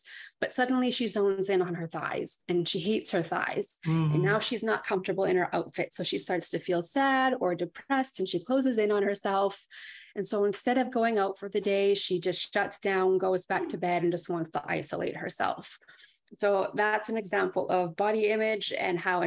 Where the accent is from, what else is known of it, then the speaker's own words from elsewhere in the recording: Thunder Bay, Ontario, Canada; moved away as an adult; now in Ottawa, Canada; Originally, I'm from Thunder Bay, Ontario